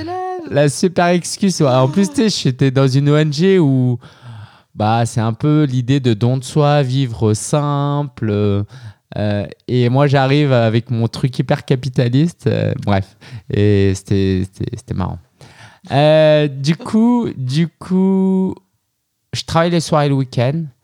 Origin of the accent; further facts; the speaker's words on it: France; moved away as an adult; also born or lived in Shanghai, China; je suis né en France de parents chinois